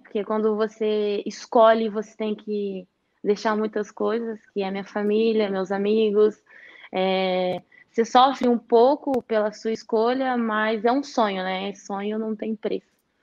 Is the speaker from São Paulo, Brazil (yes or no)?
no; Varginha, Minas Gerais, Brazil; moved away; also born or lived in Rio de Janeiro; eu estava em Varginha, né, na quarentena, fiquei em casa